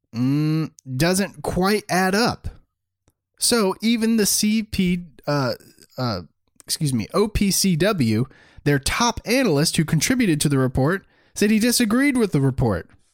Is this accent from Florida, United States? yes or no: yes; Destin, Florida, United States; I grew up in Destin, Florida, which is about an hour away from Pensacola